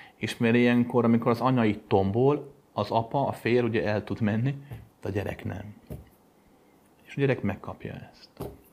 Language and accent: Hungarian; Pöttyös utca, near Kőbánya, Budapest, Hungary; a Pöttyösi után laktam gyerekkoromban.